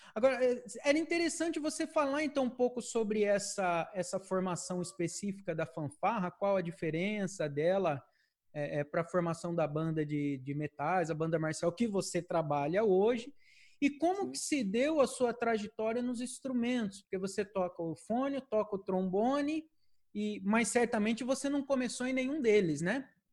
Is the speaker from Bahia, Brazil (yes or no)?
no; Presidente Prudente, São Paulo, Brazil; moved away as an adult; also born or lived in Tatuí; now in Campinas, Brazil; Eu sou de Presidente Prudente